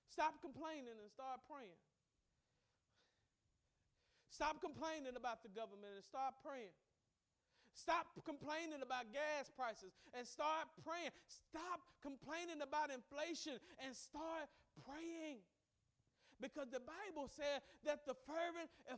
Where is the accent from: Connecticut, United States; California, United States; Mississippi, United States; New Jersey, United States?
Mississippi, United States; I grew up in Mississippi, which was a hotbed of segregation